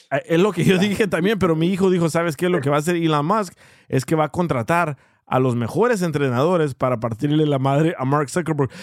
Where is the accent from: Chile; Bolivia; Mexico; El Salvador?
El Salvador; now in United States; soy salvadoreño